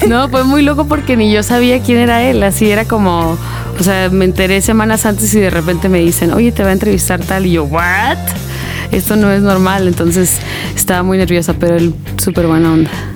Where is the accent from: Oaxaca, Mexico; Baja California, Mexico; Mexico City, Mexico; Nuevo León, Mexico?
Baja California, Mexico; Tecate; also born or lived in United States; yo soy de Tecate, es un lugar muy chiquititito